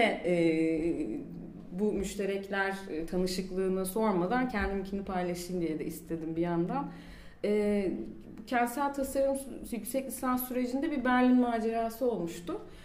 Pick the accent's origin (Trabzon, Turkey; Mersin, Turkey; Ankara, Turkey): Mersin, Turkey; moved away as an adult; also born or lived in Istanbul